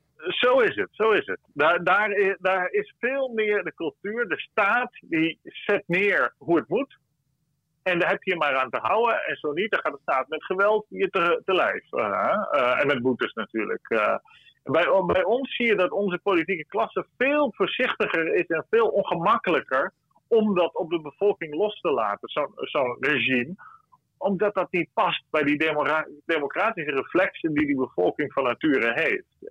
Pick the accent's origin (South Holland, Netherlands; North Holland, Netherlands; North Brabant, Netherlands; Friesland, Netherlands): Friesland, Netherlands; ik ben een Fries